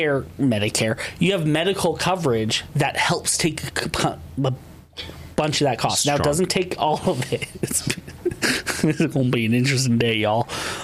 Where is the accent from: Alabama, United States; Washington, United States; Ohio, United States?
Washington, United States; moved away; I hail from Washington originally.